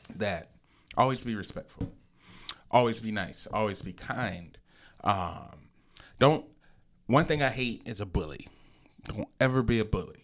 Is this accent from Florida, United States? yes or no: no; Lansing, Michigan, United States; I'm from the Lansing area